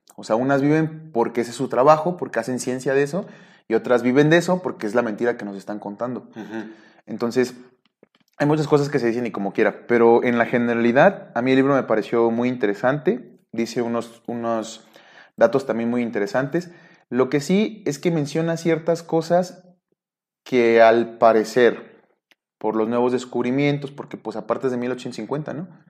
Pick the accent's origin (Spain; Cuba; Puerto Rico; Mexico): Mexico; Nayarit; En mi pueblo, ahí en, en, Nayarit